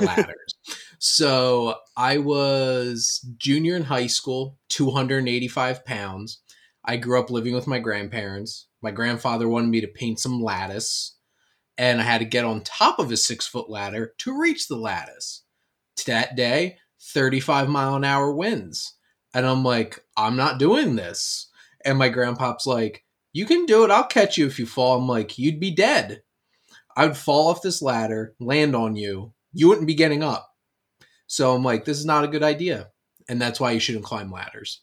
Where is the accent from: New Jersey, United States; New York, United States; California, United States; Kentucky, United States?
New Jersey, United States; Camden County; growing up in Camden County, New Jersey